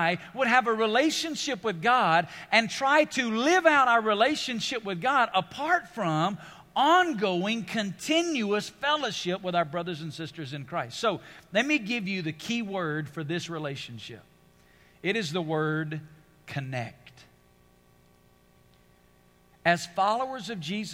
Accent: United States; being an American

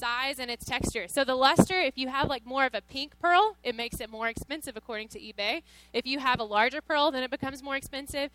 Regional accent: Cave Spring, Georgia, United States; moved away as an adult; also born or lived in Tennessee; now in Las Vegas, United States; I'm from Georgia originally. So I grew up for 18 years in Georgia, really, really small town

